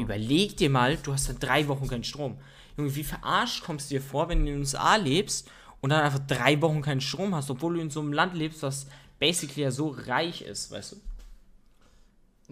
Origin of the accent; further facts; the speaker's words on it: Germany; bei uns in Deutschland